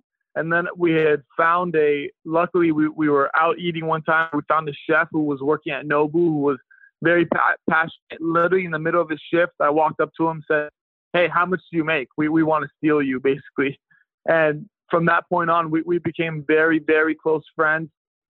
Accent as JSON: {"language": "English", "region": "California", "country": "United States", "tie": "born or raised there", "said": "I felt like it was lacking a lot of things that you see kind of growing up in California."}